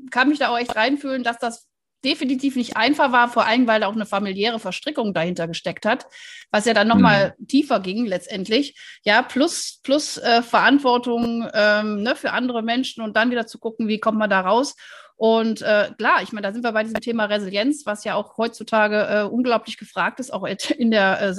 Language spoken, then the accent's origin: German; Wuppertal, North Rhine-Westphalia, Germany; born there; ich bin ja gebürtige Wuppertalerin und von daher, ähm, ja, Super, ist ja schon also wirklich 30 Kilometer nur von Wuppertal entfernt.